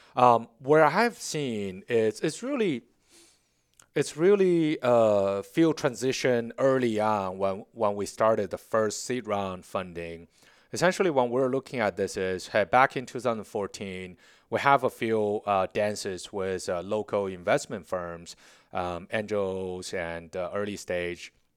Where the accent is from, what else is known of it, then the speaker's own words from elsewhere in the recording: Beijing, China; English is a second language; moved away as an adult; now in Charlotte, United States; born and raised in Beijing